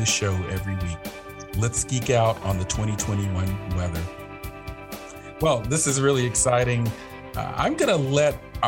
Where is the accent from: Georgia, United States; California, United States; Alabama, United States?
Georgia, United States; Atlanta; I was born and raised in the Atlanta area as well